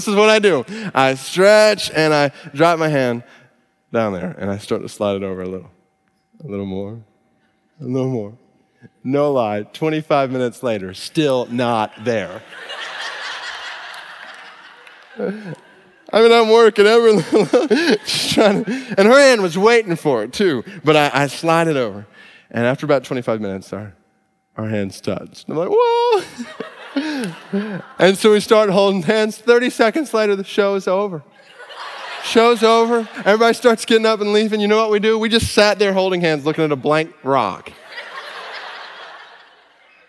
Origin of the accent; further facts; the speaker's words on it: Stone Mountain, Georgia, United States; we're from Stone Mountain, Georgia